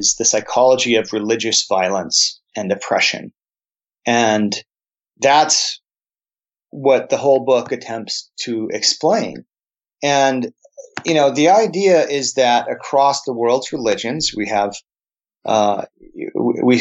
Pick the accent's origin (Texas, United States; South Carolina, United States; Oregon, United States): Texas, United States; El Paso; also born or lived in New Jersey / New York / New Mexico; I grew up in El Paso along the border